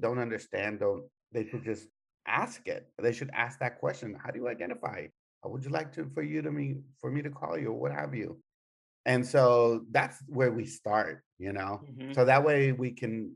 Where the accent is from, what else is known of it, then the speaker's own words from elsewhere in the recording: El Paso, Texas, United States; I'm one of those kids that grew up in a border town, you know, in El Paso